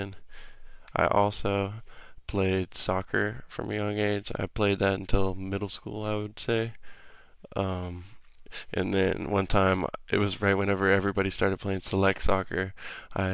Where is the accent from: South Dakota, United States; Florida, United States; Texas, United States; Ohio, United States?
Texas, United States; Pflugerville; also born or lived in Albuquerque, New Mexico; after I was born in New Mexico, I moved to Pflugerville, Texas, when I was 4 years old